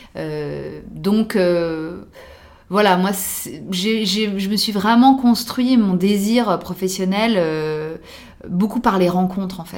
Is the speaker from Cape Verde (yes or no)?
no; France; also born or lived in New York; en tant que française